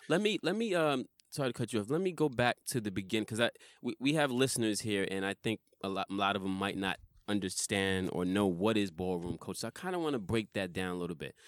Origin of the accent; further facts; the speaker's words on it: New York, United States; I'm from New York